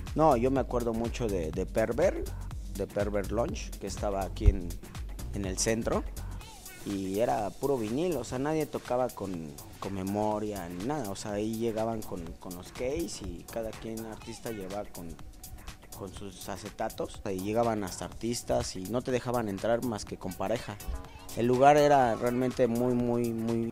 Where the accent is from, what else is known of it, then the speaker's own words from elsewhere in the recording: Mexico City, Mexico; yo soy de Tepito